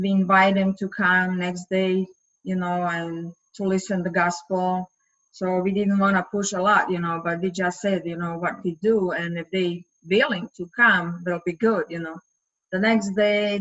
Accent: Serbia; English is a second language; moved away as an adult; now in St. Louis, United States; I am originally from Serbia, and I came in 2004 in St. Louis

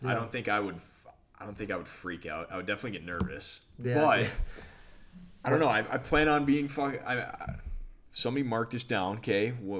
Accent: Michigan, United States; We're from Michigan, both of us.

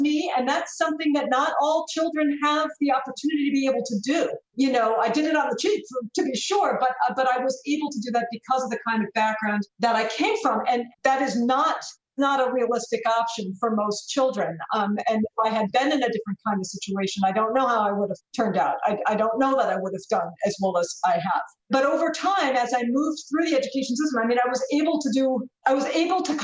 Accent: United States; as an American

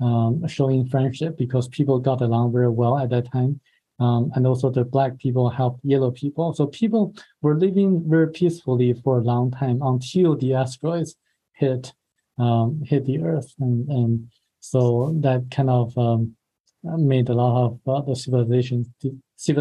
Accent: China; moved away; my home country, China

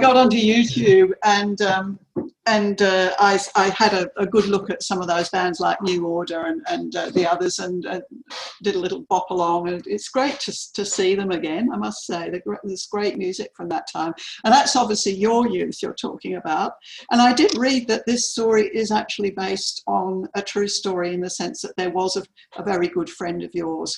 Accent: London, United Kingdom; now in Melbourne, Australia; I grew up in London

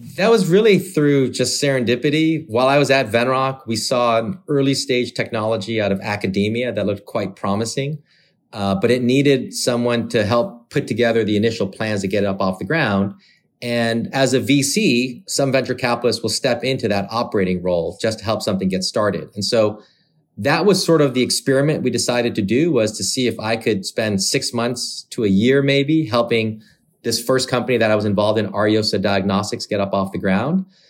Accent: Michigan, United States; moved away as an adult; also born or lived in Korea / Massachusetts / San Francisco; I was born in Michigan, so the good old Midwest

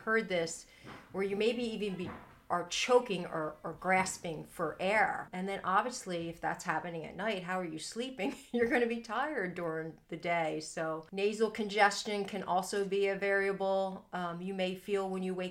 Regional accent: Philadelphia, Pennsylvania, United States; I'm from Philly

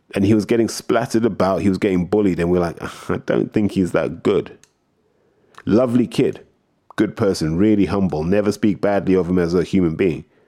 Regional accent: United Kingdom

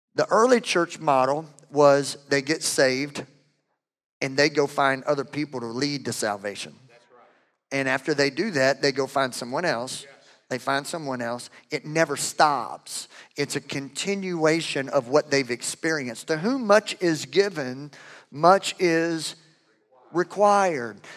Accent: Louisiana, United States; I'm from Louisiana. We have our own language.

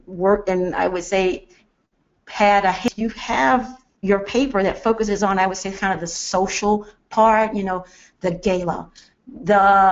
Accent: Jackson, Mississippi, United States; now in Atlanta, United States; I'm from Jackson, Mississippi

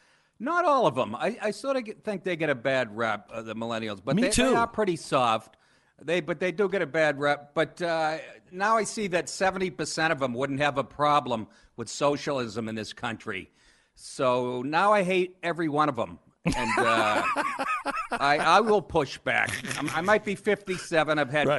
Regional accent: Boston, Massachusetts, United States; also born or lived in Maine / Los Angeles / New York; I grew up in Boston. I went to school, University of Maine, and then I've spent the last 25 years in L.A. and New York

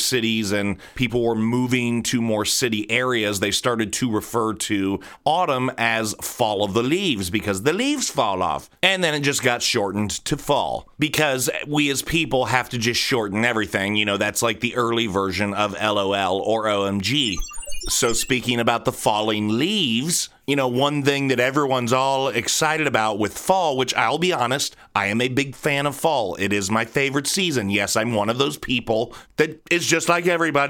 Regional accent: Columbus, Ohio, United States; I am from Columbus, Ohio

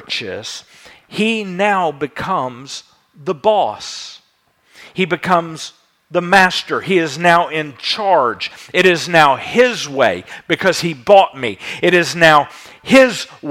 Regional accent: United States; we in America

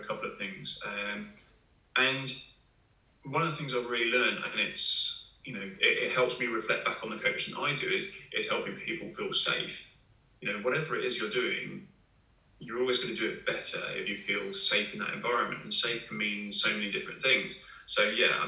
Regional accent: Hertfordshire, East of England, United Kingdom; I grew up in Hertfordshire, not far from the Grand Union Canal.

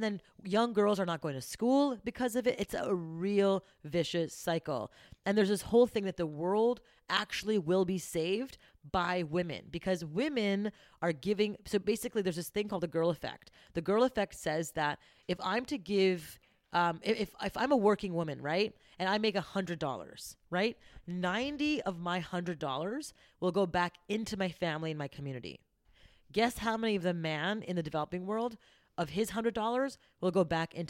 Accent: Montreal, Quebec, Canada; I grew up going to high school in Montreal

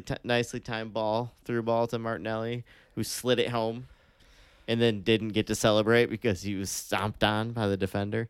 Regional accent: United States; as an American fan

